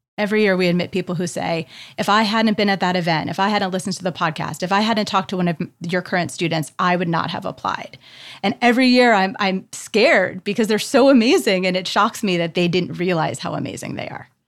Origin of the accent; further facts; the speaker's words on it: Canada; as a Canadian